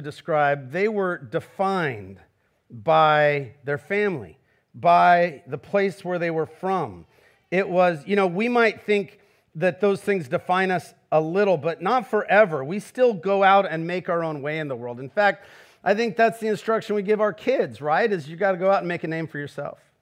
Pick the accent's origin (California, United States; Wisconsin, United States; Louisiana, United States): California, United States; Garden Grove; I'm from Garden Grove. I, like Jesus, was raised by a contractor